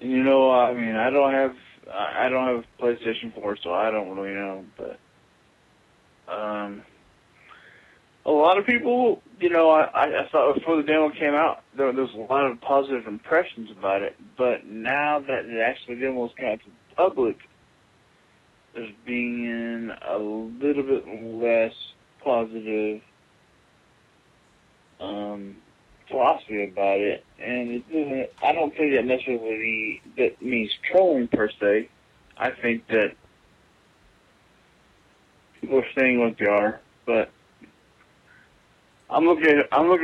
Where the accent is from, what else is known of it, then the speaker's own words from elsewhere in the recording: Texas, United States; accent: Texas; my Texas accent